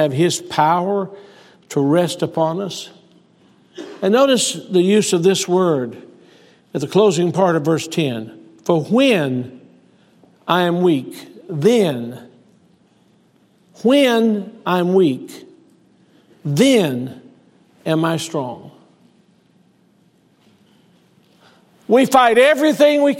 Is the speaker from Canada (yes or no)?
no; Selma, Alabama, United States; moved away; I was born in Selma, Alabama, to Preston Sexton